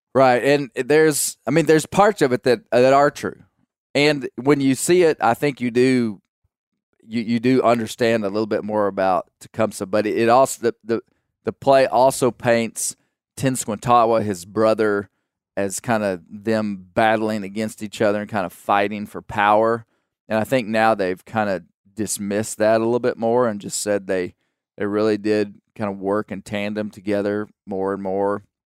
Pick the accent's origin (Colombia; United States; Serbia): United States; I'm an American citizen.